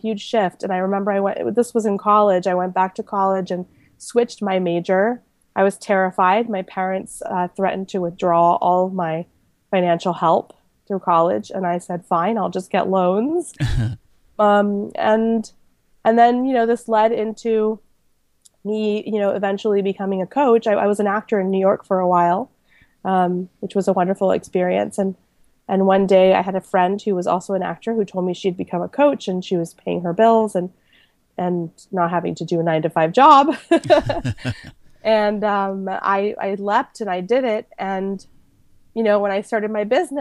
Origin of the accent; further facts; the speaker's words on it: Panama; moved away; I was born in Panama to an American mom and a Panamanian dad